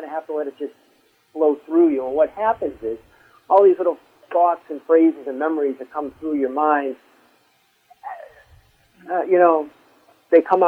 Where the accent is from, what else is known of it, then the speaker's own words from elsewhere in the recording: Southington, Connecticut, United States; I grew up in Southern.